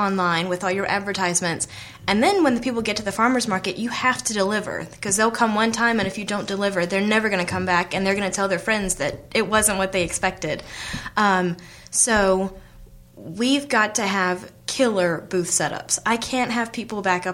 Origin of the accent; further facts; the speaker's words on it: Charlotte, North Carolina, United States; So I grew up in Charlotte, and I think I don't have an accent.